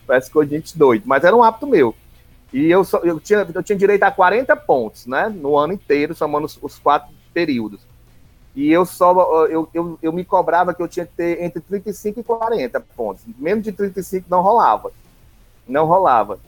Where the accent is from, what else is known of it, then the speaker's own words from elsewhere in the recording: Palmácia, Ceará, Brazil; moved away as an adult; also born or lived in Redenção, Ceará; now in Pacatuba, Brazil; eu passei a minha infância e a minha adolescência em Palmácia